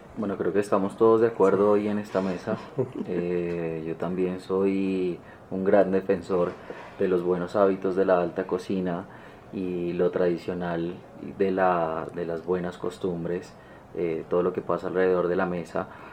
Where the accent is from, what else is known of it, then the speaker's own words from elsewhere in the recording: Colombia; nosotros como colombianos